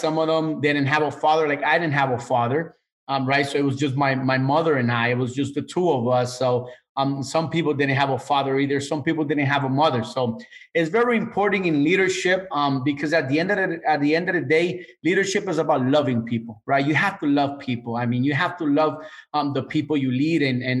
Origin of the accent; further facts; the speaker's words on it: Managua, Nicaragua; I come from Central America, Managua, Nicaragua. And part of the leadership, and when I say the leadership over there, you know, I mean the government, right? Part of the leadership that I grew up in the 80s